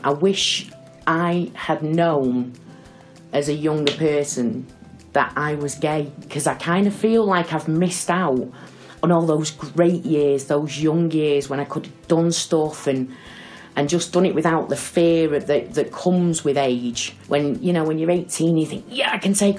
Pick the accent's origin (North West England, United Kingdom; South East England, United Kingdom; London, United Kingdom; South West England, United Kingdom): North West England, United Kingdom; Salford; I'm from Salford, lived in Salford all my life, originally a Winton girl.